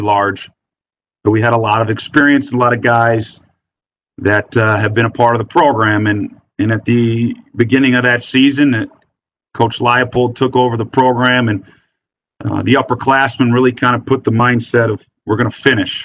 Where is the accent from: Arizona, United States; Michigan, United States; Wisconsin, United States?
Wisconsin, United States; growing up in Wisconsin